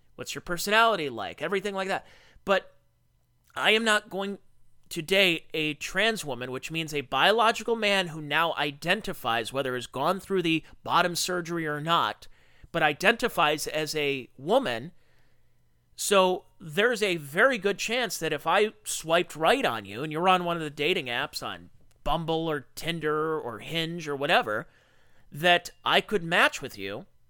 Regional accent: United States; I'm an American who works a blue-collar job who provides for his family

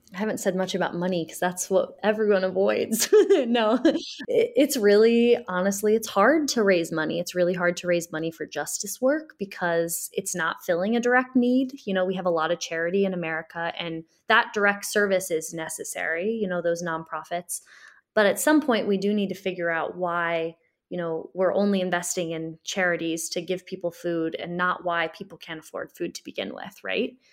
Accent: Springfield, Illinois, United States; I grew up in Springfield and we know Springfield is one of the most segregated cities in the Midwest

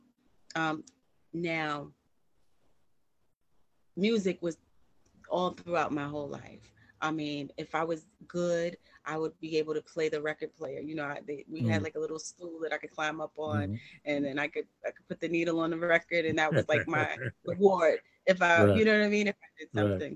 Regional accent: New York City, New York, United States; I am from New York. I'm from Brooklyn

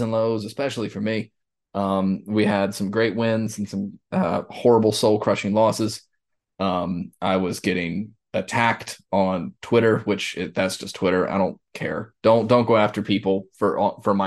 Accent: Southeast, United States; we grew up in the Southeast

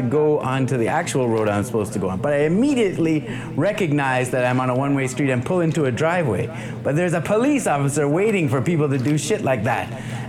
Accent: Indianapolis, Indiana, United States; I say, you know, I'm from Indianapolis, I'm doing this jazz festival.

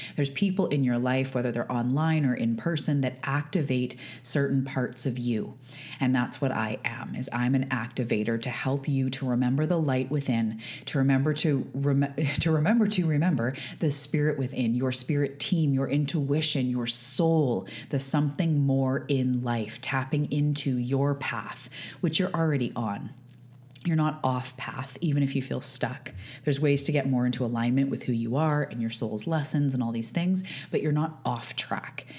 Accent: Canada; I am a Canadian. I live on the west coast of Canada on Vancouver Island

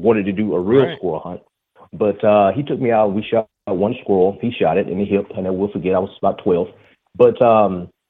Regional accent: Talladega, Alabama, United States; I am from Alabama, Talladega, Alabama, born and raised.

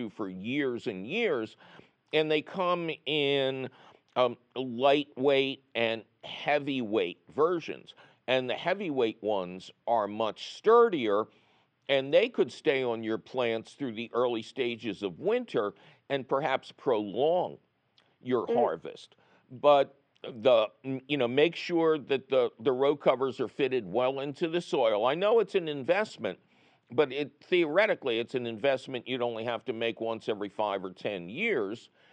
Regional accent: Philadelphia, Pennsylvania, United States; moved away; I'm originally from Philadelphia

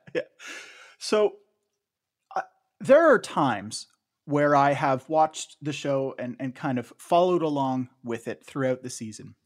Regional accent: Canada; as a Canadian

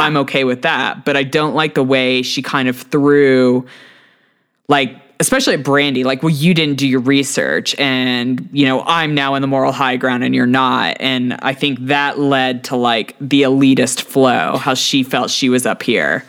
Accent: Texas, United States; as a Texan

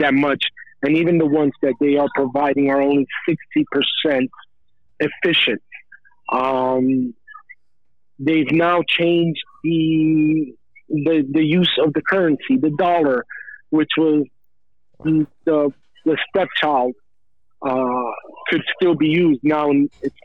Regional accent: United States; I am American born of Cuban parents, so you can say I'm American made with Cuban

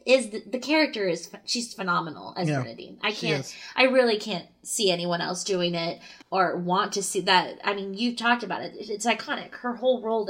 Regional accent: the Bay Area, California, United States; growing up in the Bay

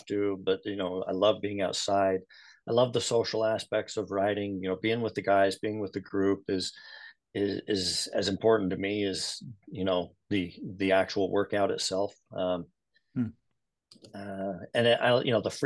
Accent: Salt Lake City, Utah, United States; also born or lived in San Antonio, Texas / Holladay, Utah; I grew up in Sugar House on Logan Avenue, 2030, 17th South. Went to Highland High School, Highland Rams. Went to the University of Utah

